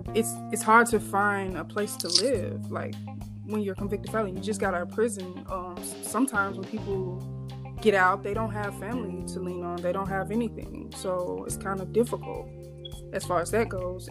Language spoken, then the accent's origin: English; Vicksburg, Mississippi, United States; moved away as an adult; now in Michigan, United States; my home state of Mississippi, um, particularly my city in Vicksburg